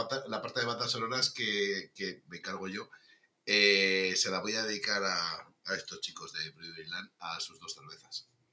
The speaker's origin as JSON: {"language": "Spanish", "region": "Navarre", "country": "Spain", "also_born_or_lived": "Madrid", "said": "soy, soy, navarro"}